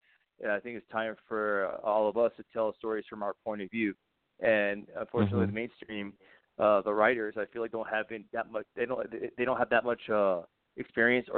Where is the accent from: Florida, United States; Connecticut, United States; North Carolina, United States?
North Carolina, United States; Winston-Salem; moved away as an adult; also born or lived in Wilmington, North Carolina; now in California, United States; I'm originally from North Carolina. I was born and raised in Winston-Salem, and I lived there my whole life